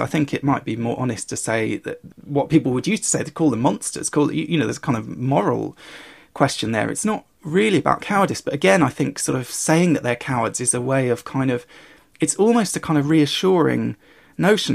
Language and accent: English; United Kingdom; growing up in Britain